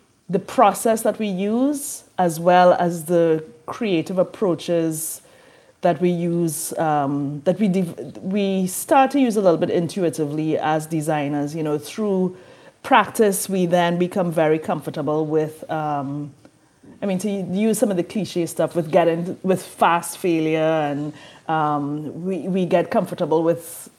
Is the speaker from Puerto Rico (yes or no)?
no; Trinidad & Tobago; now in New Orleans, United States; I'm from Trinidad and Tobago in the Caribbean, and in that education system, we specialize really early